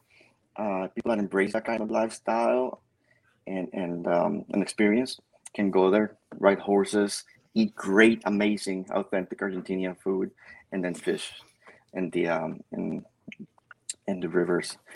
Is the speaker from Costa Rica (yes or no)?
yes; Costa Rica; moved away; I was born and raised in Costa Rica, and I got a foot here and a foot there